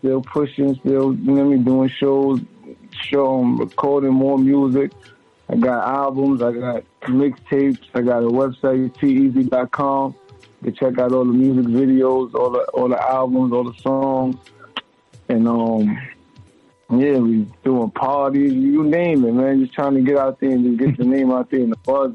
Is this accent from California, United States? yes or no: no; New York City, New York, United States; I'm from Crown Heights, Brooklyn, New York.